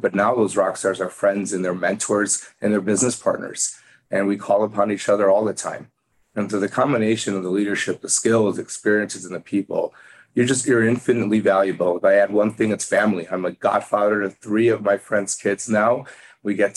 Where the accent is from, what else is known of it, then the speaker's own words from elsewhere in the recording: Chicago, Illinois, United States; moved away as an adult; also born or lived in Arkansas; now in New York City, United States; I was a kid from Chicago